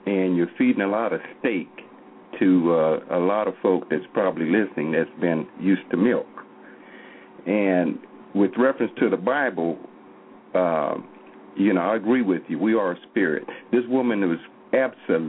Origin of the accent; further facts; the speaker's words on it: Oklahoma, United States; I'm from Oklahoma here